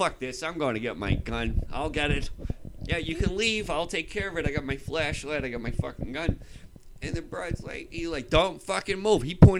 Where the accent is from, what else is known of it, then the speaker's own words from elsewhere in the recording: Boston, Massachusetts, United States; Just because I'm from Boston